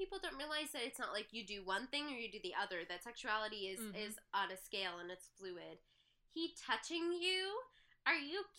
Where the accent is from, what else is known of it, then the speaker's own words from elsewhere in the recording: Midwest, United States; I'm from the Midwest.